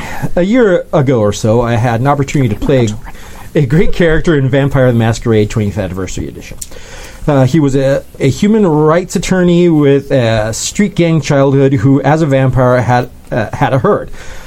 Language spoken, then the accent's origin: English; London, United Kingdom; the social constructs I knew and was part of as a Londoner. I could do South London gangster more comfortably than Milwaukee gangster